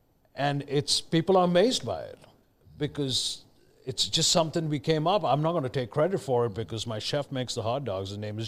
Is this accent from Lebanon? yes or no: no; Mumbai, Maharashtra, India; moved away as an adult; also born or lived in Delhi; now in United States; I was born in Delhi, but I grew up in Bombay, now known as Mumbai.